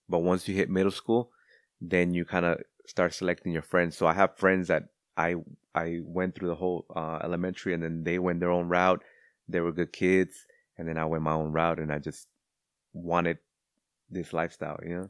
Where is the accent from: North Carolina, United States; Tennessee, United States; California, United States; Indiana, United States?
California, United States; Cudahy; also born or lived in West Los Angeles; growing up in Cudahy